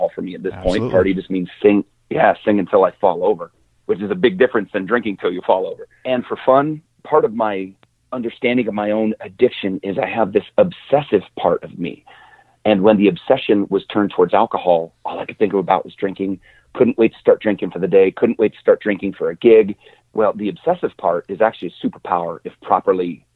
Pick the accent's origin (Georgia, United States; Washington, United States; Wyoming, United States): Wyoming, United States; moved away as an adult; also born or lived in Montana; I grew up in Wyoming